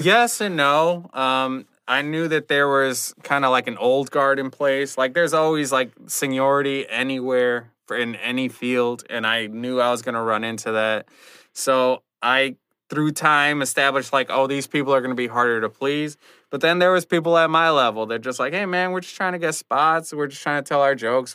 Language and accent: English; Rockford, Illinois, United States; also born or lived in Chicago; I did a show in my hometown of Rockford